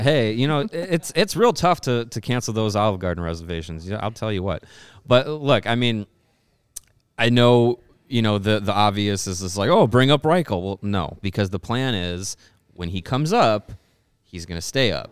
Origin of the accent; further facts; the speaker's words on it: Wisconsin, United States; I was born in Wisconsin, but I grew up in a household that cheered for the Bears